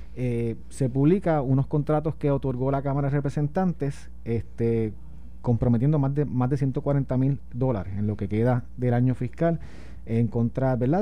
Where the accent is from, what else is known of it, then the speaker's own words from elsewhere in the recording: Puerto Rico; los puertorriqueños somos distintos, de que acá somos pobres